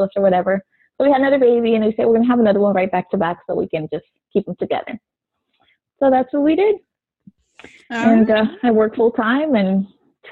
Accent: South Florida, United States; I grew up in South Florida, which is still where I live

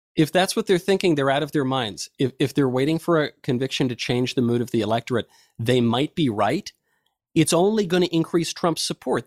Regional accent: New York, United States; I grew up in New York in the nineteen nineties

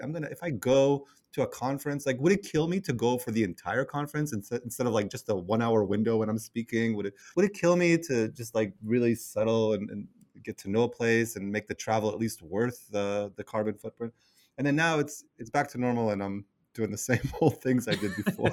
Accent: Israel; now in New York City, United States; I live in New York City, and I'm originally from Israel

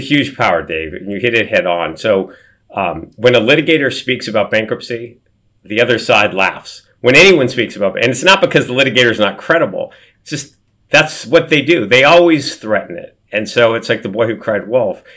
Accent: Beverly Hills, California, United States; I grew up in Beverly Hills, but, but below poverty.

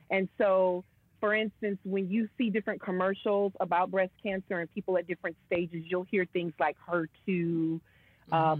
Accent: Michigan, United States; moved away as an adult; also born or lived in New York; relocate and come back to my hometown.

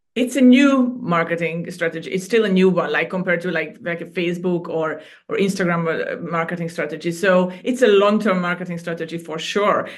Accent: Hungary; moved away as an adult; now in Cyprus; I was born and raised in Hungary, and I moved to Cyprus about 13 years ago

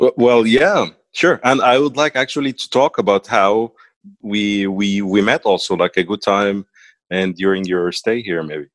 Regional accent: Cairo, Cairo Governorate, Egypt; accent: Egyptian; first language Arabic; English is a second language; moved away as an adult; now in United Arab Emirates; I'm from Egypt, mm-hmm. and um, I I grew up in Cairo

